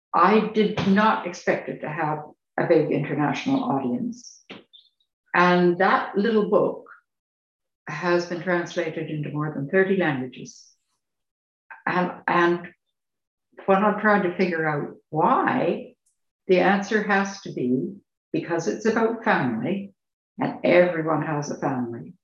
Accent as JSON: {"language": "English", "country": "Canada", "moved": "as an adult", "lives_now": "United Kingdom", "said": "I'm Canadian and that's still home."}